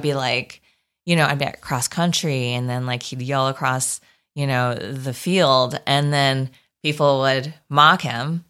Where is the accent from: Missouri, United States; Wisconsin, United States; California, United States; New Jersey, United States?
Wisconsin, United States; New Berlin; moved away; I'm from Wisconsin